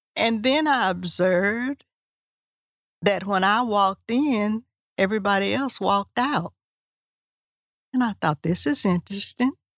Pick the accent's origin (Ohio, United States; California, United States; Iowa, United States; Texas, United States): Texas, United States; Huntsville; I was from Huntsville